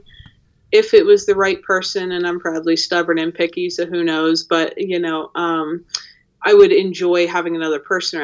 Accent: Pennsylvania, United States; now in Jackson Hole, United States; I grew up in Pennsylvania

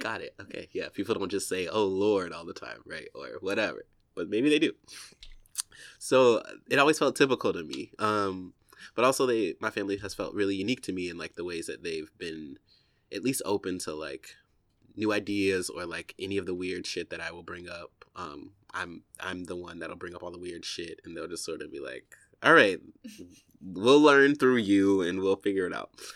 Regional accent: Warner Robins, Georgia, United States; moved away as an adult; also born or lived in Atlanta, Georgia / Texas / Chicago; now in New York, United States; I was born sort of like, if I take it back, uh, like in a small town, um, called Warner Robins, Georgia

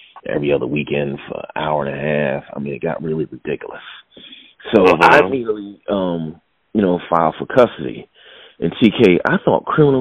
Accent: Philadelphia, Pennsylvania, United States; I'm from Philadelphia

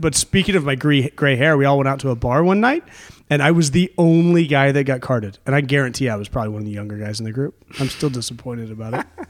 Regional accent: United States; I grew up in the United States

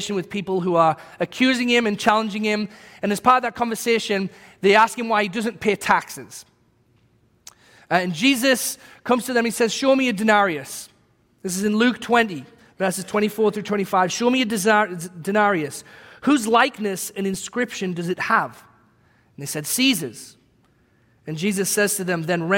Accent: England, United Kingdom; moved away as an adult; now in United States; as a British person

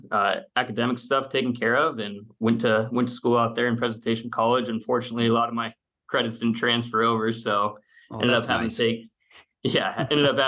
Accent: Phoenix, Arizona, United States; moved away as an adult; also born or lived in Gilbert, Arizona / Lexington, Kentucky; now in Tampa Bay, United States; I'm originally from Phoenix, Arizona. I went to junior college out there

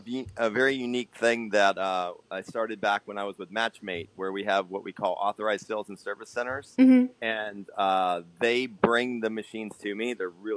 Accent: Lima, Ohio, United States; now in Viera, United States; Lima, Ohio.

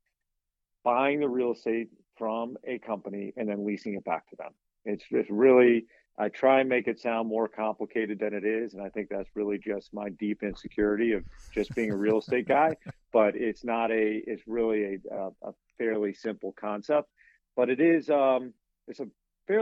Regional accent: United States; I'm from a really small community in Western Virginia

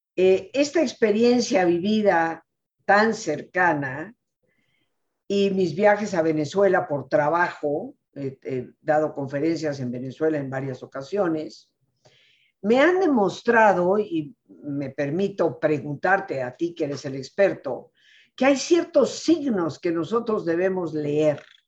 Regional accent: Mexico; mi país, México

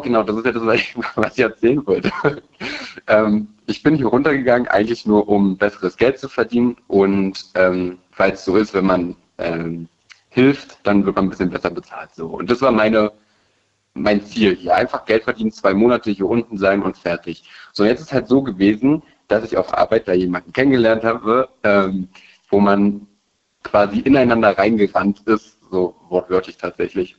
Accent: Berlin, Germany; also born or lived in Rhineland-Palatinate; Ich bin in Berlin geboren

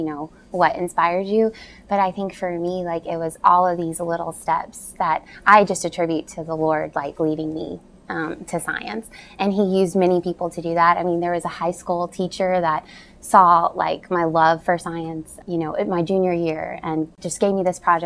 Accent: Simpsonville, Kentucky, United States; I grew up in Simpsonville, Kentucky, which is an hour from Lexington, so I'm homegrown Kentucky bred girl.

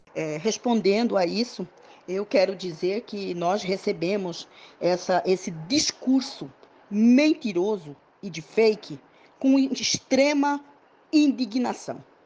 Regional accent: Paresi people, Mato Grosso, Brazil; Eu sou professora, né, indígena do povo Pareci, pertencente ao povo Pareci

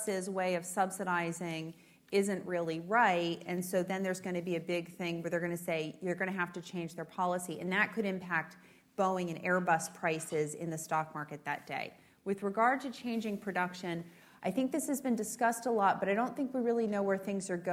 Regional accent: United States; I'm American

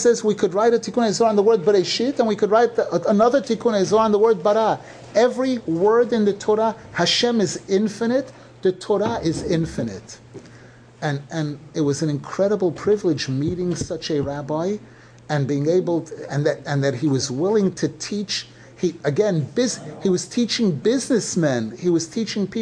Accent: New York City, New York, United States; growing up in Brooklyn

